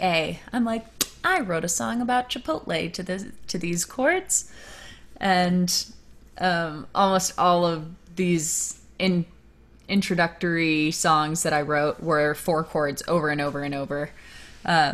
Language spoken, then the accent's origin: English; Virginia, United States; that's where I grew up in Virginia